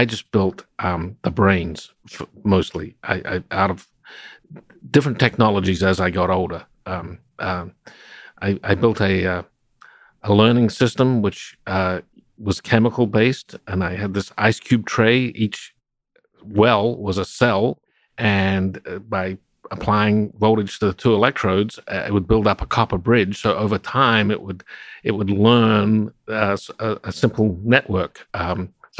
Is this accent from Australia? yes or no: yes; Adelaide, South Australia, Australia; I grew up in Adelaide, South Australia